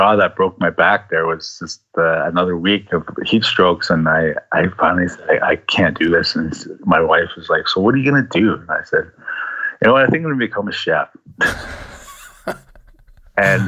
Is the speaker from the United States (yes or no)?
no; Six Nations, Ontario, Canada; also born or lived in Fort McPherson, Northwest Territories, Canada; my mom moved us back to Six Nations here to her reserve